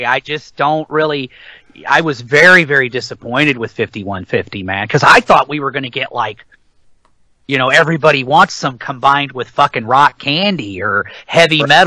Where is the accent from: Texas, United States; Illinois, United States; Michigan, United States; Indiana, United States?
Illinois, United States; St. Louis Metro East; I'm from the St. Louis Metro East area